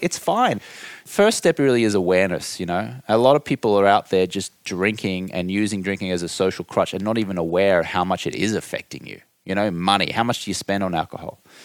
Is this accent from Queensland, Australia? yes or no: yes; Brisbane, Queensland, Australia; accent: Australian; moved away as an adult; now in United States; I grew up in Australia.